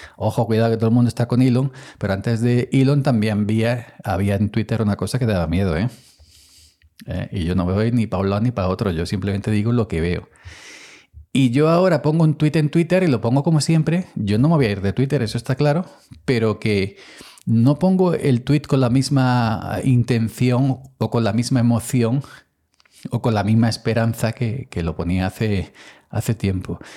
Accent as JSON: {"language": "Spanish", "region": "Andalusia", "country": "Spain", "said": "soy andaluz"}